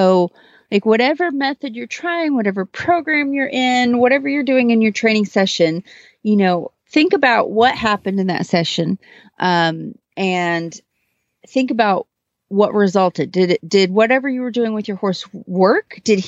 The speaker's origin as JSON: {"language": "English", "town": "Kent", "region": "Texas", "country": "United States", "said": "from Kent, Texas."}